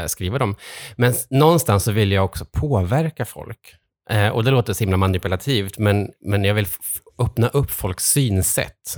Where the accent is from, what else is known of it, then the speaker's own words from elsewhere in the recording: Trollhättan, Västra Götaland, Sweden; now in Stockholm, Sweden; sen har jag vuxit upp i Trollhättan, ganska nära här